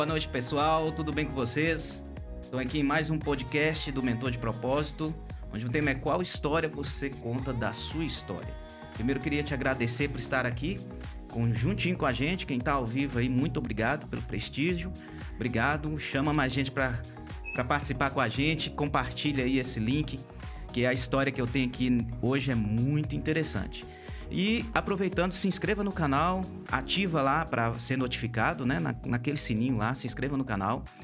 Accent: Montes Claros, Minas Gerais, Brazil; nós somos aqui do norte de Minas Gerais, de Montes Claros

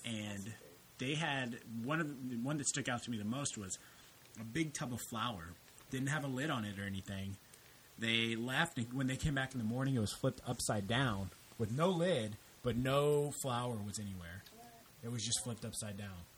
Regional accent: El Campo, Texas, United States; I grew up in El Campo

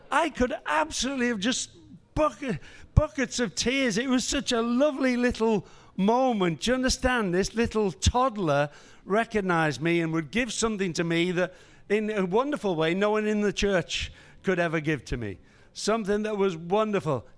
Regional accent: Liverpool, North West England, United Kingdom; I was born and raised in Liverpool

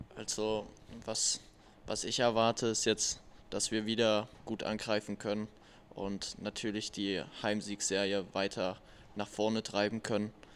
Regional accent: Erfurt, Thuringia, Germany; moved away; in meiner Heimat Erfurt

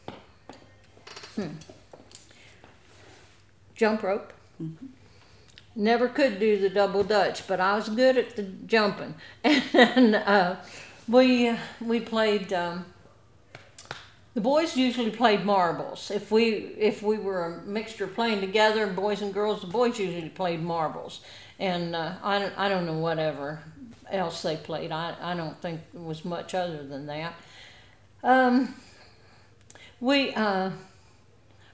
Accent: York, Pennsylvania, United States; moved away as an adult; also born or lived in Niles, Illinois; now in Letcher County, Kentucky, United States; I am originally from York, Pennsylvania.

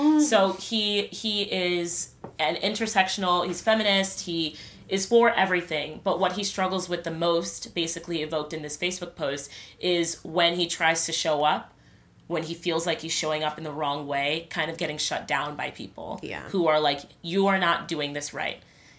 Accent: Nigeria; I don't know everything right. about being Nigerian because I'm Nigerian.

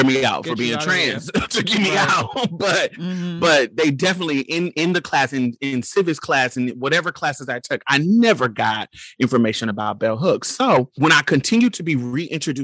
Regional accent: Mississippi, United States; I come from Juke Joint, Mississippi

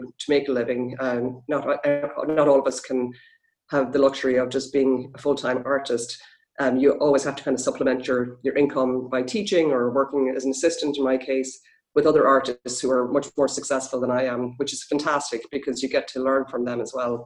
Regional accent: Navan, Leinster, Ireland; moved away as an adult; also born or lived in Dublin; now in Seattle, United States; I'm originally from Ireland. I actually grew up in Navan, County Meath

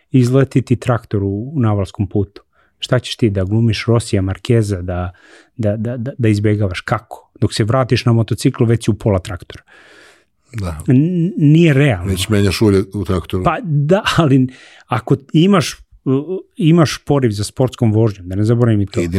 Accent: Serbia

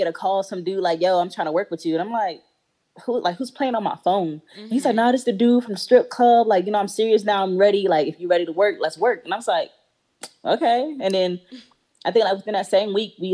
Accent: Raleigh, North Carolina, United States; I'm from Raleigh, North Carolina. Exit 300

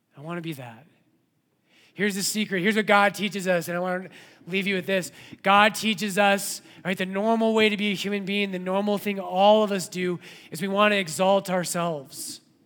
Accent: Colorado, United States; when I was a kid growing up in Colorado

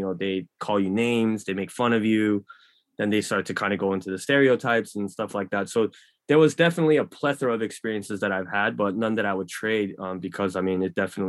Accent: Los Angeles, California, United States; born there; I mean, I was born in LA, so I was born in Koreatown, and then I eventually made my way back into Koreatown.

